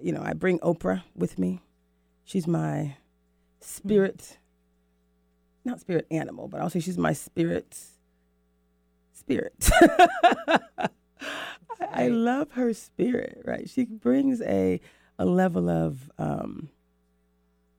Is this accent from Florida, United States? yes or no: yes; Florida, United States; moved away as an adult; also born or lived in New York / North Carolina / Mexico City / Rio de Janeiro, Brazil; now in Seattle, United States; I worked 14 years at Disney in my hometown in Florida